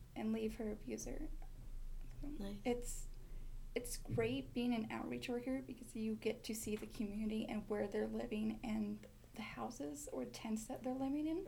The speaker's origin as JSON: {"language": "English", "town": "Ronan", "region": "Montana", "country": "United States", "tie": "born or raised there", "said": "I am from Ronan, Montana"}